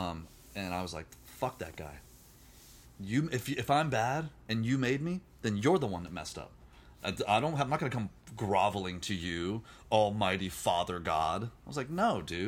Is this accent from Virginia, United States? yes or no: yes; Virginia, United States; now in California, United States; I grew up in Virginia